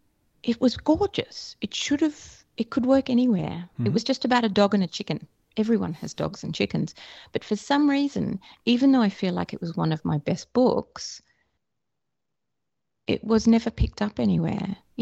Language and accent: English; Australia; Oh, definitely.